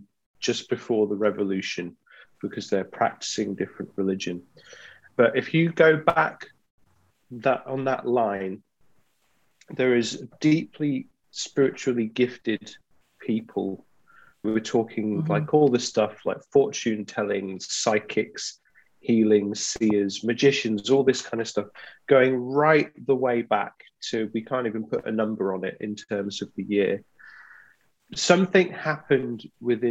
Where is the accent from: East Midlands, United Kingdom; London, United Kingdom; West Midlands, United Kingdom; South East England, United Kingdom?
East Midlands, United Kingdom; also born or lived in Glasgow, Scotland; I grew up in the East Midlands. I was born just outside of Glasgow. So my dad's Scottish. And then we moved down to England, I think, when I was 3 or 4